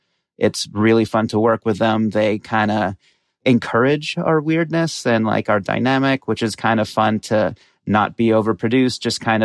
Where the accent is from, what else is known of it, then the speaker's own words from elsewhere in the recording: Qatar; So my dad's Egyptian, my mom's Bolivian. I grew up in Qatar, in a Brazilian community there